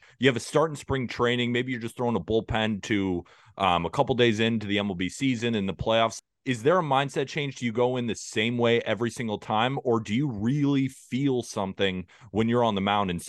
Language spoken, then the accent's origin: English; New York, United States; I'm living in New York, I was born in New York, I'm an American